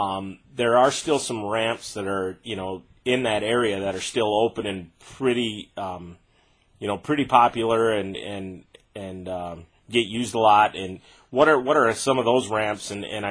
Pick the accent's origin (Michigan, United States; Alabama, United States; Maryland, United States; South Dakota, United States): South Dakota, United States; Sisseton; my hometown of Sisseton